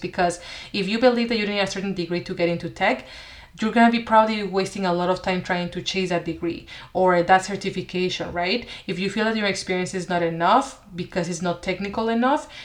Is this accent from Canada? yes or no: no; Mexico; moved away as an adult; also born or lived in Seattle, United States; I went to the US for college. I'm originally from Mexico